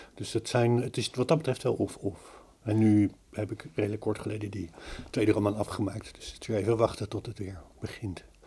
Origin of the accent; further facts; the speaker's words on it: The Hague, South Holland, Netherlands; moved away; ik, kom van de zee, ik kom van Den Haag, ik woon nu niet aan zee